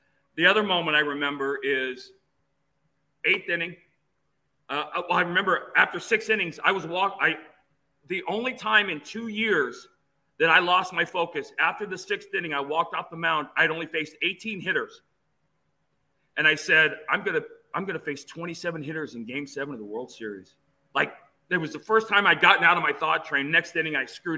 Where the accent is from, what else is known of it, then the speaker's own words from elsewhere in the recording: Phoenix, Arizona, United States; I grew up in Phoenix